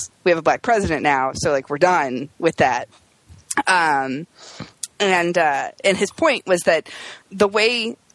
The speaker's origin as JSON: {"language": "English", "region": "Indiana", "country": "United States", "tie": "born or raised there", "said": "I grew up in Indiana"}